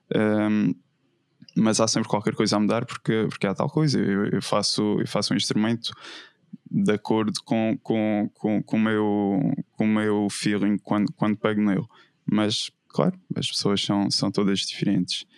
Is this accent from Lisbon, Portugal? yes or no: no; Madeira, Portugal; also born or lived in Évora; eu cresci uh, na Madeira, na Ilha da Madeira, em Portugal, uh, e, e, é onde atualmente vivo